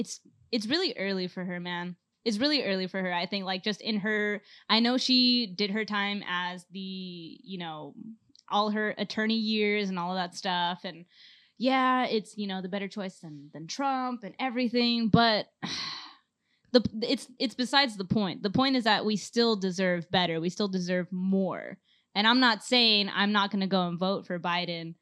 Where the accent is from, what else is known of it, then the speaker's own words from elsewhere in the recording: California, United States; we're all born and raised in Cali